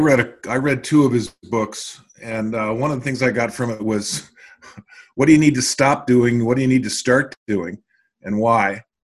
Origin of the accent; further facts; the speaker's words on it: Washington, United States; she lives in my home state of Washington.